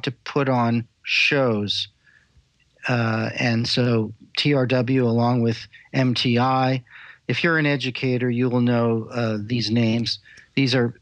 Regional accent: Los Angeles, California, United States; also born or lived in Israel / Paris; I was raised in Los Angeles

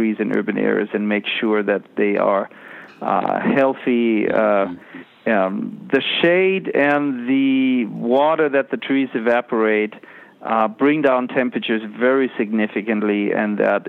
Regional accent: Germany; now in United States; I grew up in Germany

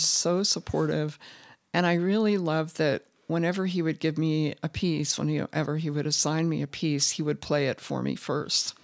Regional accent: southern Indiana, United States; moved away as an adult; also born or lived in Bloomington, Indiana; now in Utah, United States; I grew up in southern Indiana, but, um, really close to Cincinnati

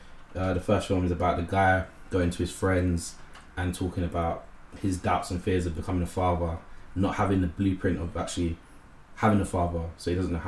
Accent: London, United Kingdom; I'm a filmmaker from East London.

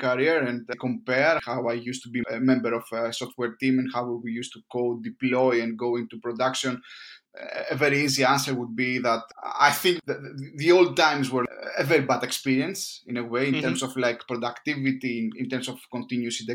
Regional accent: Greece; moved away as an adult; now in London, United Kingdom; I'm from Greece. I've been working here in London for the past 4 years, almost five.

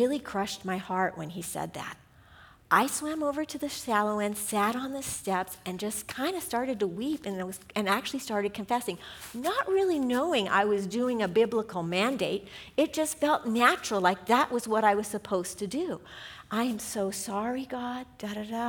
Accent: Southern California, United States; we're from Southern California

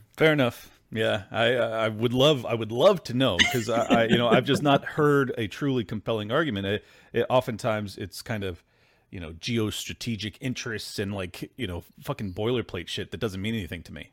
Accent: San Diego, California, United States; I grew up in San Diego

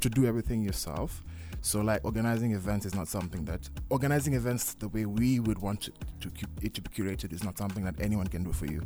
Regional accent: Mombasa, Mombasa County, Kenya; also born or lived in Kisumu; now in Nairobi, Kenya; I come from Mombasa

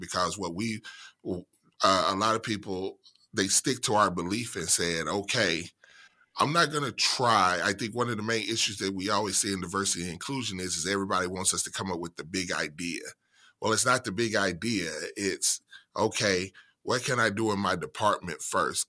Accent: central Mississippi, United States; moved away as an adult; I was born and raised in central Mississippi.

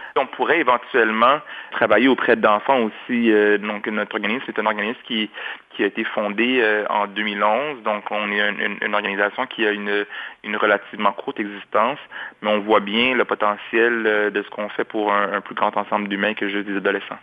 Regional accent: Montreal, Quebec, Canada; J'ai grandi à Anjou, dans l'est de Montréal

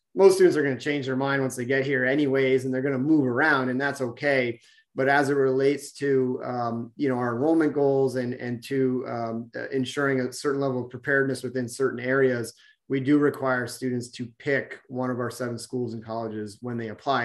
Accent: Vermont, United States; I grew up in Vermont myself

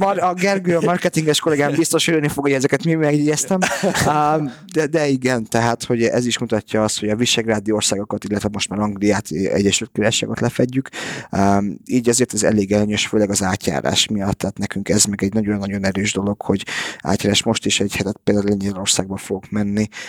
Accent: Budapest, Hungary; moved away; also born or lived in Canada / United States / England; én itt születtem Budapesten

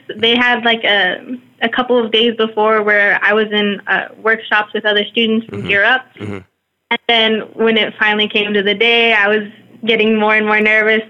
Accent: Somerset, Texas, United States; I'm from Somerset. We live just a little outside, technically

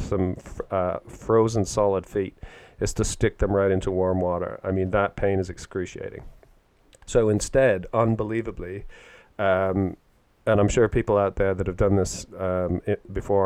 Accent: Canada; now in United Kingdom; where I grew up in Canada, it gets freezing cold

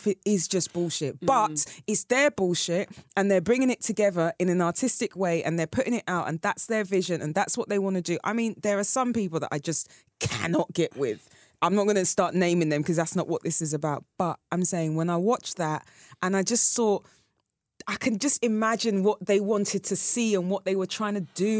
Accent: Stonebridge, London, United Kingdom; I was young and when I was growing up in Stonebridge

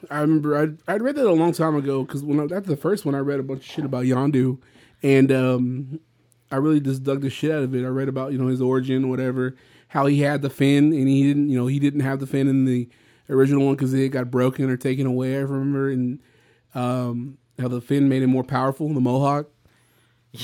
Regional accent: Victoria, Texas, United States; this my hometown

